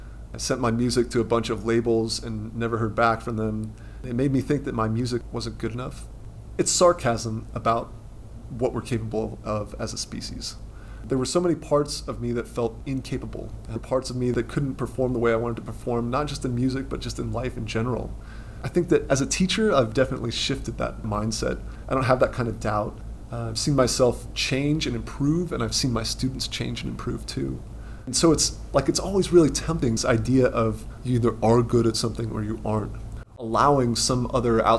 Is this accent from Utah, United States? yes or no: no; Colorado Springs, Colorado, United States; I grew up in Colorado Springs, my parents were hippies.